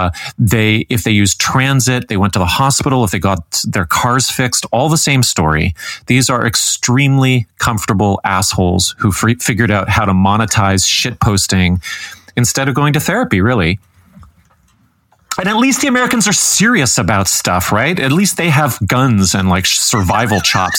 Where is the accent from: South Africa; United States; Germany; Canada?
Canada; as a Canadian